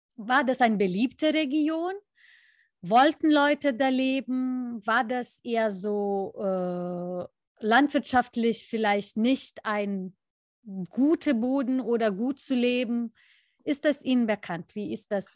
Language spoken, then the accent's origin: German; Lithuania; für alle, die sich für mein Heimatland interessieren